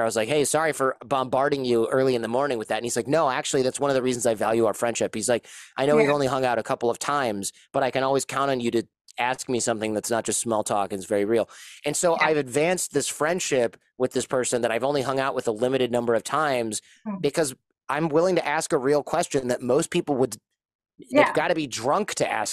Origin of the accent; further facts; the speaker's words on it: United States; as an American